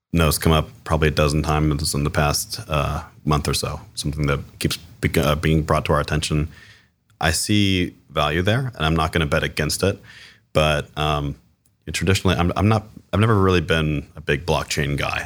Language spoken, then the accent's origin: English; Cincinnati, Ohio, United States; now in Columbus, United States; I was born and raised in Cincinnati, Ohio, so one of the other Cs. Um, I grew up on the West Side